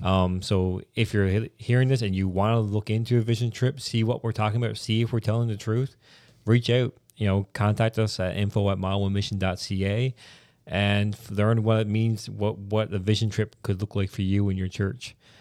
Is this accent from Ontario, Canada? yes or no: no; Newfoundland and Labrador, Canada; I'm a Newfoundlander, then I'm a Canadian